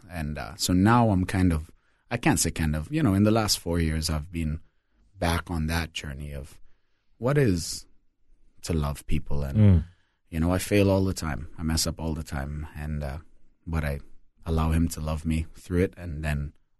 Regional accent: Trinidad & Tobago; also born or lived in Alberta, Canada; So I was born in Alberta, Canada. But at 2 months old, my parents moved to the Caribbean as missionaries. And so I spent 18 years in multiple different Caribbean islands, mostly Trinidad and Tobago.

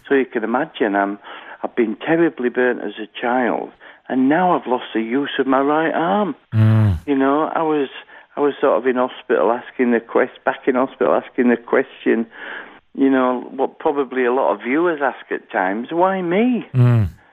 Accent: Halifax, Yorkshire and the Humber, United Kingdom; I was born in Halifax, uh, West Yorkshire, here in the United Kingdom.

